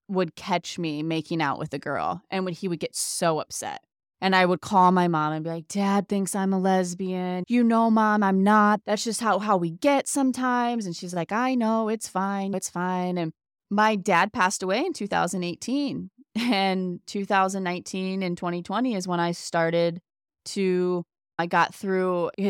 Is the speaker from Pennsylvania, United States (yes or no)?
no; Ohio, United States; also born or lived in Indiana; I do know as soon as we moved from Indiana to Ohio, I started feeling more like a kid, more like myself, and kind of got away.